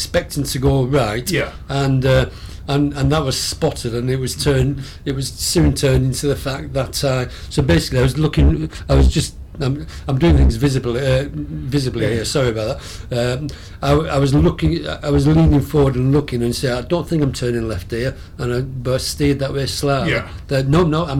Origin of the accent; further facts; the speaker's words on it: Burnley, North West England, United Kingdom; moved away as an adult; also born or lived in Rochester; I was born and bred in Burnley